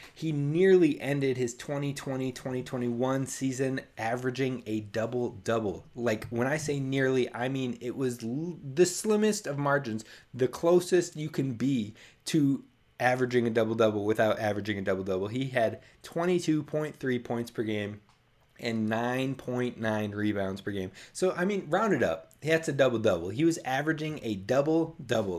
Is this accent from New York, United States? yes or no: no; Minnesota, United States; I'm from Minnesota